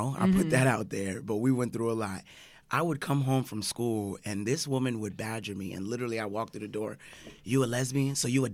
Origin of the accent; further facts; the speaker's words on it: Central Florida, United States; I grew up in Central Florida